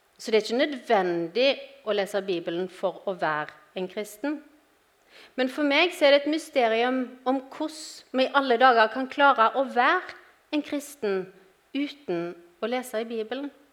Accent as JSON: {"language": "Norwegian", "region": "Western Norway", "country": "Norway", "moved": "as an adult", "lives_now": "Grimstad, Norway", "said": "jeg er opprinnelig fra Vestlandet, som dere sikkert hører."}